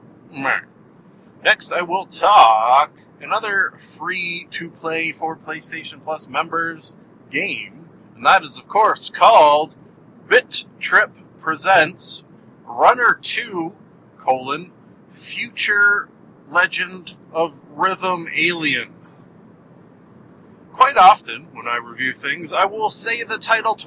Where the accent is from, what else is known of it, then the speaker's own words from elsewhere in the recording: Canada; I am Canadian